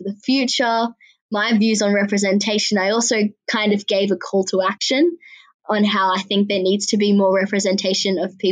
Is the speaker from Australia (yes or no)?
yes; Sydney, New South Wales, Australia; also born or lived in Ethiopia; I was born in Ethiopia and I've lived in Sydney, Australia ever since I was 8 months old